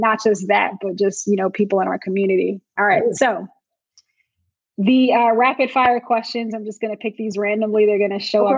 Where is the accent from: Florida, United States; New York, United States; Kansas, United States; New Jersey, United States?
New Jersey, United States; Montclair; I grew up in Montclair, New Jersey, upper mm-hmm. northern New Jersey, and kind of that tri-state area